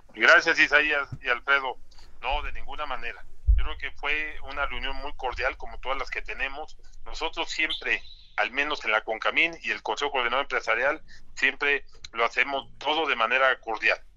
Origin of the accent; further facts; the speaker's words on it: Mexico; como mexicanos que queremos y somos colaboradores